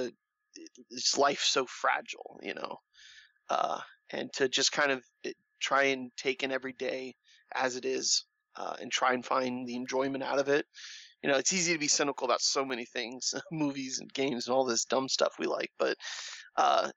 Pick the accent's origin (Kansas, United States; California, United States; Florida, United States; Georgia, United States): Florida, United States; Orlando; I'm from Orlando